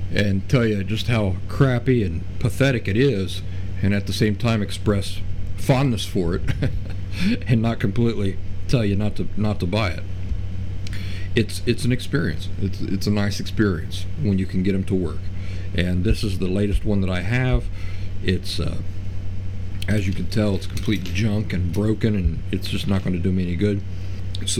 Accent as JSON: {"language": "English", "region": "Appalachian backcountry", "country": "United States", "tie": "born or raised there", "said": "I grew up in the Appalachian backcountry."}